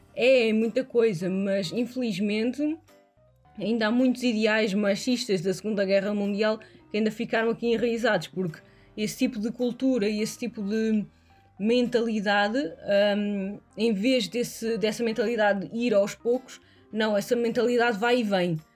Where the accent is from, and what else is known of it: Portugal; now in Hesse, Germany